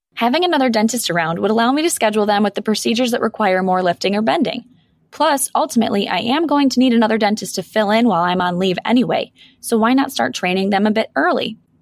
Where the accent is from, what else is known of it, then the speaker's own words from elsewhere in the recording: Buffalo, New York, United States; I'm born and raised in Buffalo, and I still practice here